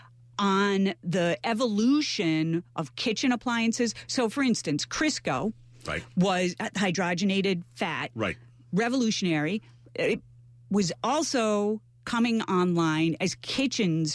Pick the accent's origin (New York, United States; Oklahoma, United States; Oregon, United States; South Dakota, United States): New York, United States; Melrose; I grew up in Melrose